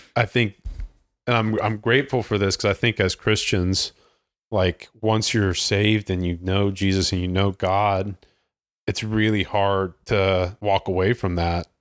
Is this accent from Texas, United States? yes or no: no; Ohio, United States; moved away; in Ohio, growing up in Ohio